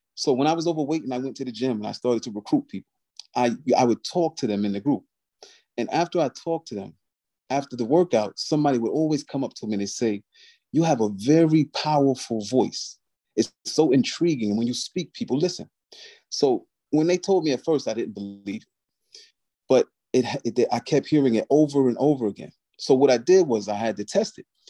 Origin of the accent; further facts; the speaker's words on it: Albany, New York, United States; I was born and raised in Albany, New York.